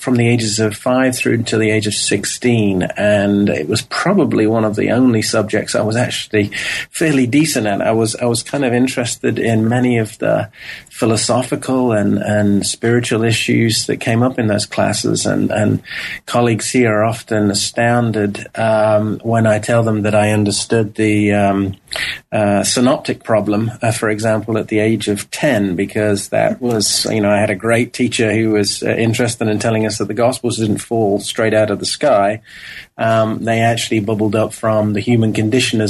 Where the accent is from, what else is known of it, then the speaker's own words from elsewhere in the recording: Nottingham, East Midlands, United Kingdom; also born or lived in Memphis, Tennessee; now in Fort Worth, United States; I was born and raised in Nottingham, in England, in the English kind of industrial East Midlands, and the son of a coal miner